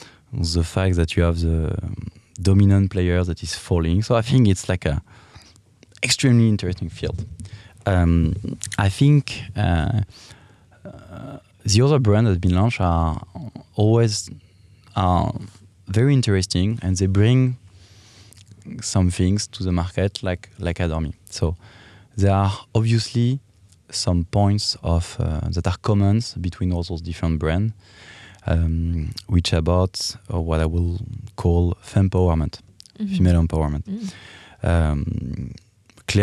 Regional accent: Paris, Île-de-France, France; English is a second language; I'm from France, as you can hear. And I'm from Paris, so the Parisian.

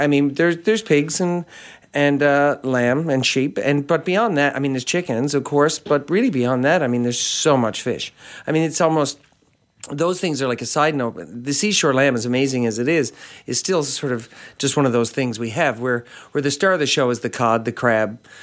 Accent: St. John's, Newfoundland and Labrador, Canada; I grew up in Saint John's

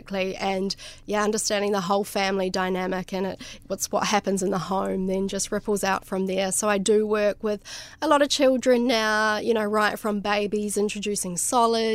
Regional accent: Nelson, New Zealand; where I grew up in New Zealand, it's the place is called Nelson

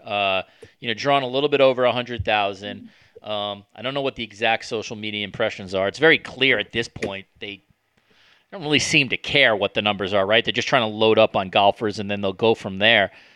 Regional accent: New York City, New York, United States; I lived in New York City when 9/11 happened

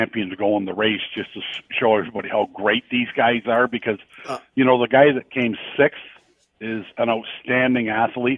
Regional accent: Lynden, Ontario, Canada; I grew up in Linden

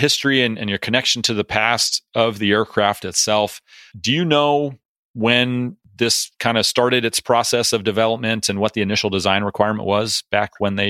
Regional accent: United States; As an American

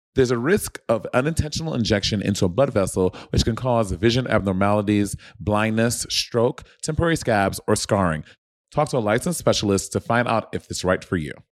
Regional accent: Brooklyn, New York, United States; born or raised there

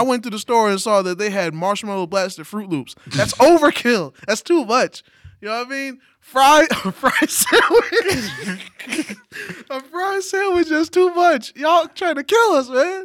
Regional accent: New York City, New York, United States; As a New Yorker

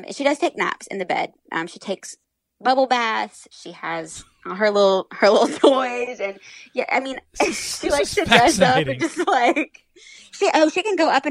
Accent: Indiana, United States; I grew up in Indiana around like pig farms

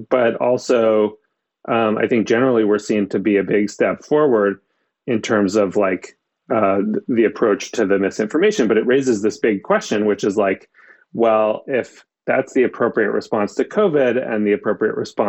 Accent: Maine, United States; in the town that I grew up in Maine

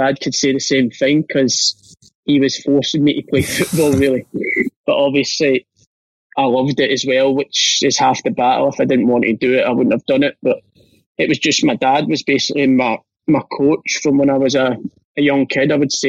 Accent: Glasgow, Scotland, United Kingdom; born there; But because I wasn't very well, I got rushed into Glasgow, and I was born in Glasgow as it is

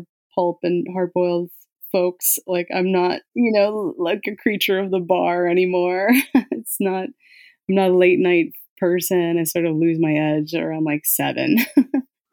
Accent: Scranton, Pennsylvania, United States; I grew up in Scranton, Pennsylvania, which is a scrappy town

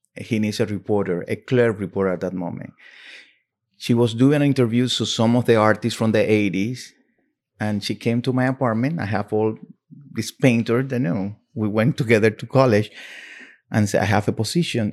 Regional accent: Cuba; English is a second language; moved away as an adult; also born or lived in Miami; now in New York, United States; when I came from Cuba

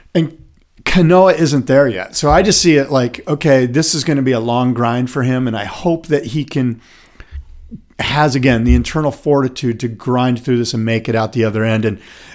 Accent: Encinitas, California, United States; Colin Smith, who I grew up with in the Encinitas area

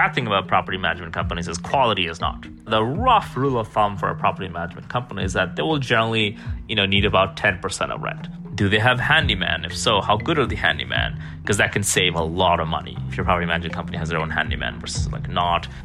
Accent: Florida, United States; moved away; also born or lived in Seattle; I grew up in Florida

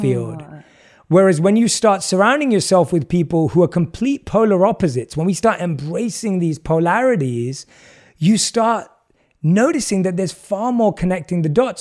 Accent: London, United Kingdom; I was born and raised in London and grew up as an average Londoner.

